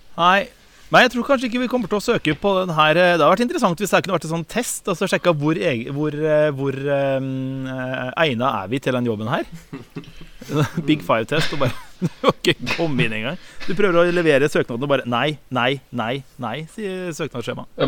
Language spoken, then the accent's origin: Norwegian; Råde, Østfold, Norway; hjemme i Råde i Østfold